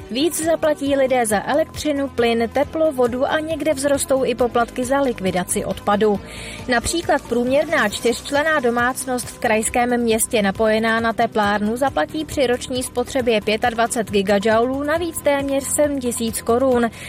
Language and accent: Czech; Prague, Czechia; Jsem z Prahy a byla jsem poprvé.